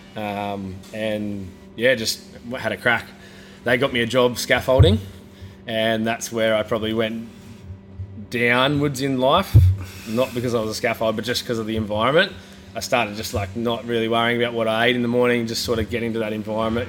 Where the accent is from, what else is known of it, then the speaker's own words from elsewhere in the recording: Coffs Harbour, New South Wales, Australia; also born or lived in Sydney; now in Gold Coast, Australia; I moved back to Coffs, was there for a week